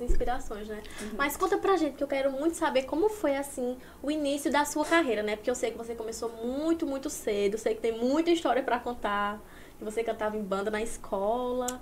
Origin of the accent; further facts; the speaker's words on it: Santa Terezinha, Pernambuco, Brazil; Santa Terezinha, que é a minha cidade, Pernambuco